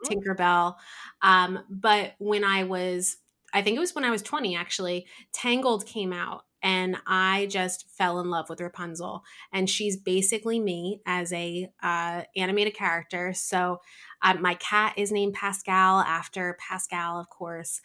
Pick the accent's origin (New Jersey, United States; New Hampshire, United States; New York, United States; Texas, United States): New Jersey, United States; I am from New Jersey, um, born and raised here